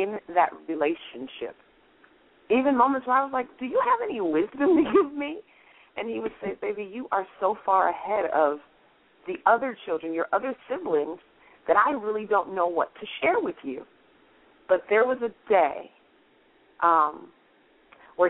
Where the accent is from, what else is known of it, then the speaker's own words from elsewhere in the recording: Kalamazoo, Michigan, United States; moved away; my hometown of Kalamazoo, Michigan